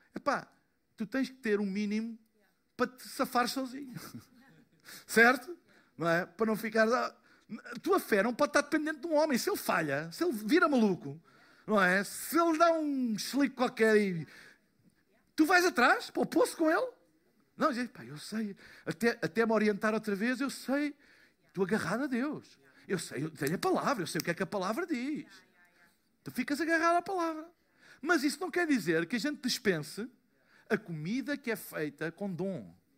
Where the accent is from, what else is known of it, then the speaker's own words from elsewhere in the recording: Portugal; eu sou de Portugal